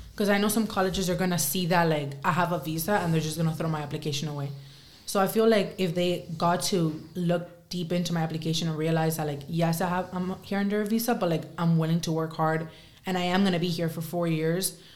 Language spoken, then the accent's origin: English; Spain; now in United States; I think I'm still a Spaniard at heart